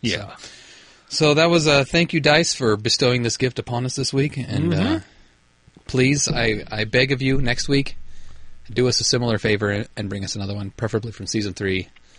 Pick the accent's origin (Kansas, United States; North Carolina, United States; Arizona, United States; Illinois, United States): Kansas, United States; I'm from Kansas.